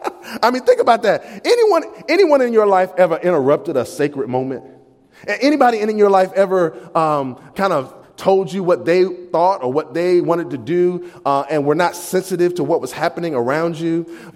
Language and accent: English; the South, United States; I can say y'all and y'all not look at me funny. I'm from the South.